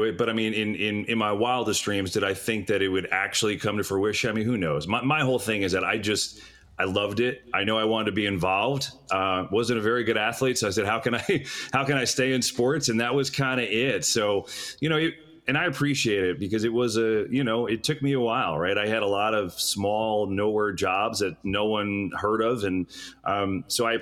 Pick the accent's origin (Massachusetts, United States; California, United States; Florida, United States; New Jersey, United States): New Jersey, United States; I grew up in Giants territory. My whole family was Giants fans in North Jersey.